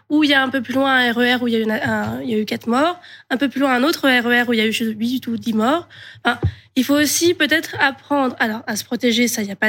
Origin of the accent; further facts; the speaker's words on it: Paris, Île-de-France, France; j'avais 10 ans en 95 et 30 en 2015, donc vous calculez mon âge, chute. euh, moi, j'ai grandi à Paris, donc j'ai grandi dans un endroit euh, assez central